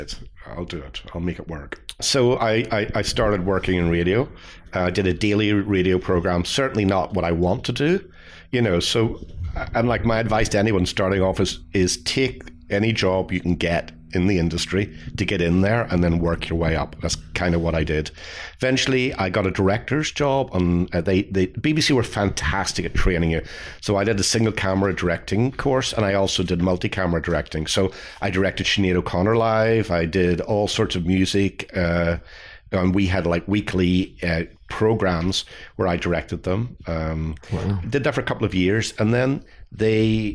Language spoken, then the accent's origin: English; Belfast, Northern Ireland, United Kingdom; I grew up in Belfast in Northern Ireland.